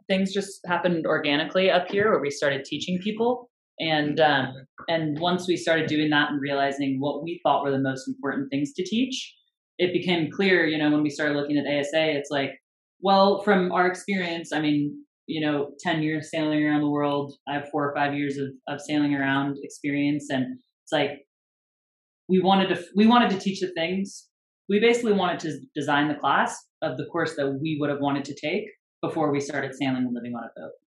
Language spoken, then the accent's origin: English; San Francisco Bay Area, California, United States; now in Northern California, United States; I'm from the Bay